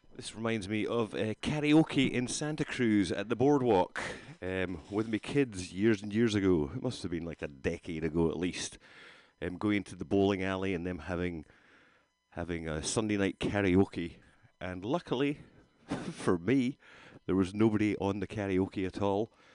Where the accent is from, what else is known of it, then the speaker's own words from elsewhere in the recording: Rhu, Scotland, United Kingdom; now in California, United States; I grew up in Rue, just across the water from there.